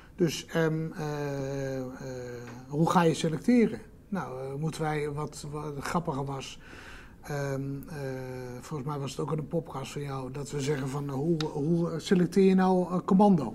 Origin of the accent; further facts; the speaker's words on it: Netherlands; als Nederlanders